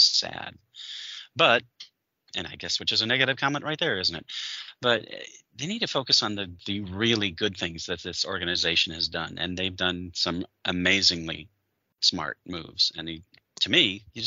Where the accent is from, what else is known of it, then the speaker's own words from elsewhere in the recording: Michigan, United States; I grew up in Michigan and I was rooting for the Lions as a kid